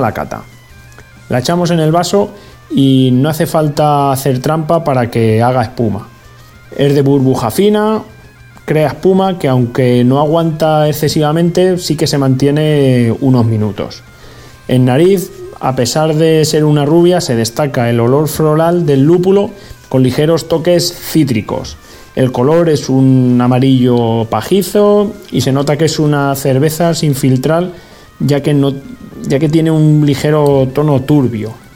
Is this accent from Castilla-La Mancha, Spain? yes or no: yes; Guadalajara, Castilla-La Mancha, Spain; Guadalajara, mi tierra